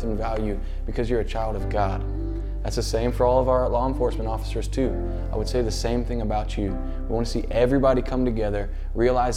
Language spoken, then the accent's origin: English; Baltimore, Maryland, United States; I grew up right outside of Baltimore City, Maryland.